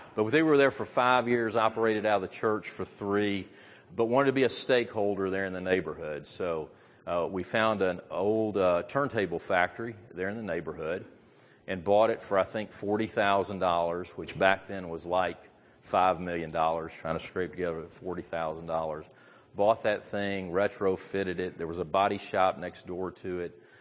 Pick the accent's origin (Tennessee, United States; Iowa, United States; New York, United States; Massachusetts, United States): Tennessee, United States; Memphis; I grew up in Memphis, Tennessee, and I went to Messick High School